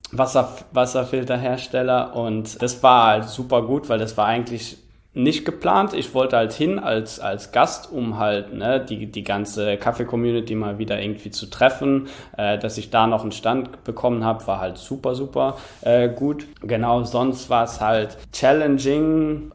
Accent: Luxembourg; moved away; in Luxemburg, in meinem Heimatland

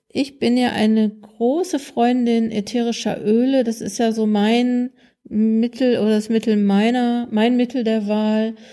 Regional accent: North Rhine-Westphalia, Germany; Ich komme ja aus Nordrhein-Westfalen, da gibt's ähm, WDR 5

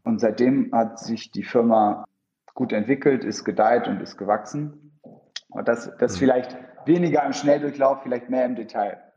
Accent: Bremen, Germany; moved away as an adult; also born or lived in Soltau / United Kingdom / Schleswig-Holstein / London; now in Berlin, Germany; komme ursprünglich aus Norddeutschland, wurde in Bremen geboren, Kind von zwei polnischstämmigen Eltern und bin mittlerweile seit ja, über zehn Jahren in Berlin

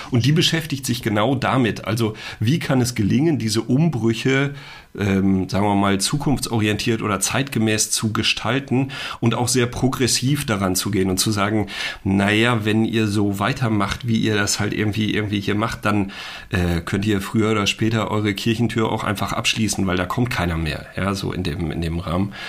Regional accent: a small village in the Sauerland, North Rhine-Westphalia, Germany; ich komme aus einem ganz kleinen Dorf im Sauerland, ja, in Nordrhein-Westfalen

